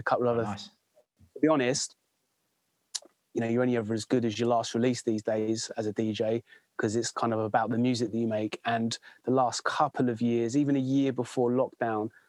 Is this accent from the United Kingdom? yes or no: yes; Bedford, East of England, United Kingdom; moved away as an adult; also born or lived in Thailand / United States; now in West Sussex, United Kingdom; I'm from Bedford.